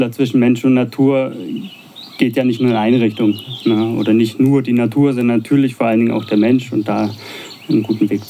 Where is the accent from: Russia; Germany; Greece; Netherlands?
Germany; Baden-Württemberg; accent: Swabian; now in Potsdam, Germany; Ja, wie du hörst, ist ja mein schwäbischer Dialekt nicht so stark.